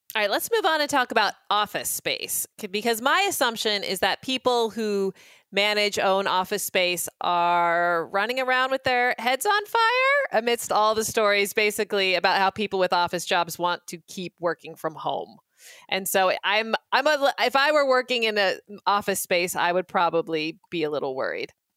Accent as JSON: {"language": "English", "town": "Boise", "region": "Idaho", "country": "United States", "said": "I hail from Boise, Idaho"}